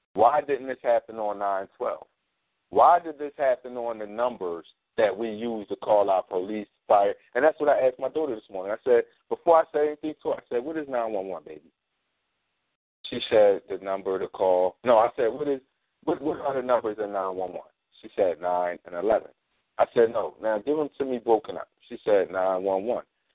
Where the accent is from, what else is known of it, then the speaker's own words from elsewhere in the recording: Philadelphia, Pennsylvania, United States; I'm from North Philly.